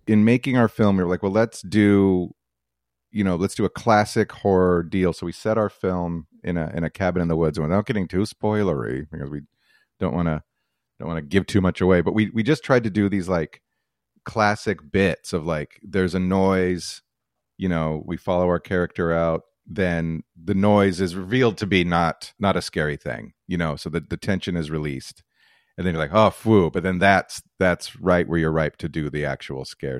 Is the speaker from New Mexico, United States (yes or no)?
yes; Albuquerque, New Mexico, United States; moved away; I'm originally from Albuquerque, New Mexico, and I, uh, I went to university there